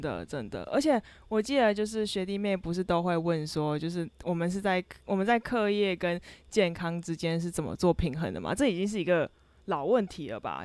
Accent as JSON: {"language": "Chinese", "region": "Kaohsiung", "country": "Taiwan", "moved": "as an adult", "said": "我是高雄人，然后我在寒暑假的时候是好不容易可以，一年中可以回到高雄的时候"}